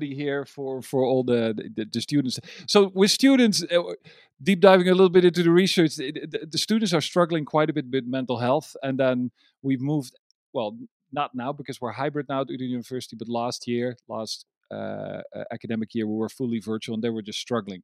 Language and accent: English; Amsterdam, North Holland, Netherlands; English is a second language; I am from Amsterdam, the Netherlands